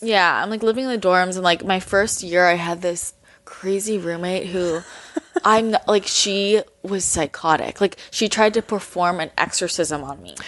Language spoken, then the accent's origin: English; Belmont, California, United States; moved away as an adult; now in Los Angeles, United States; I grew up in Belmont, which is right next to San Mateo